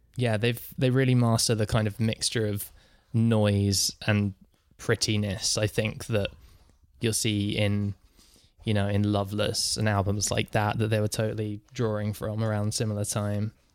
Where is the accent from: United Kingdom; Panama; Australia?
United Kingdom; England; I'm from England